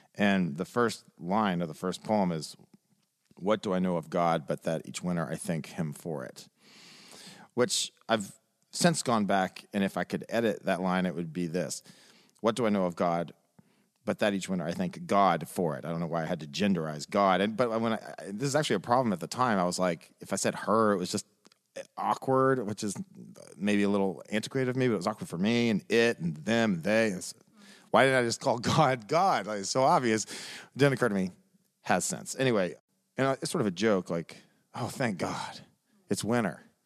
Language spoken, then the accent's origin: English; Nashville, Tennessee, United States; I'm a born and raised Nashvilleian. I grew up in Sylvan Park